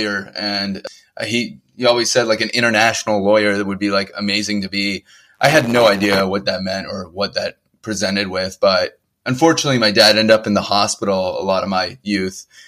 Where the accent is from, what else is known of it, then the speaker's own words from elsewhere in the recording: Bay Area, California, United States; moved away as an adult; also born or lived in Hudson Valley, New York / New York City; now in Columbus, Ohio, United States; I'm originally a California native. I grew up in the Bay Area.